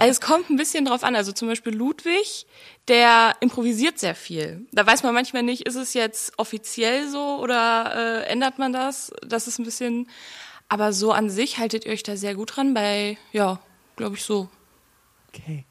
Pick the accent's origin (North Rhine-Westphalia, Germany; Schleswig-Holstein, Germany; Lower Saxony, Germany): North Rhine-Westphalia, Germany; Oberhausen; born or raised there; moved away as an adult; also born or lived in Duisburg; now in Berlin, Germany